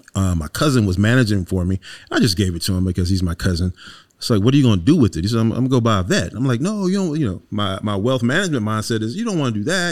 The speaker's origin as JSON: {"language": "English", "town": "Wilmington", "region": "North Carolina", "country": "United States", "tie": "born or raised there", "said": "born and raised in Wilmington, North Carolina"}